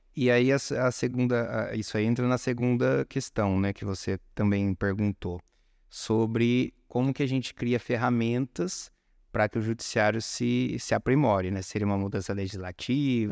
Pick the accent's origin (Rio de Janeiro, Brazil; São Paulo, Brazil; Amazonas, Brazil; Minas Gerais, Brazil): São Paulo, Brazil; São Carlos; moved away as an adult; also born or lived in Fortaleza, Ceará; São Carlos, interior de São Paulo